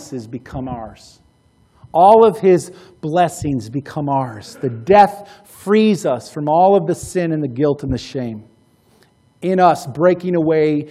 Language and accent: English; United States; American Christians, American disciples